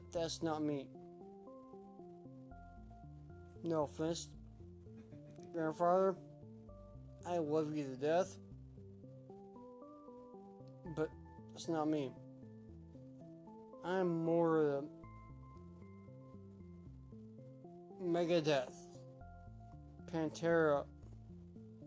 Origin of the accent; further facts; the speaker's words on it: Evansville, Indiana, United States; I am from Evansville, Indiana. Born and raised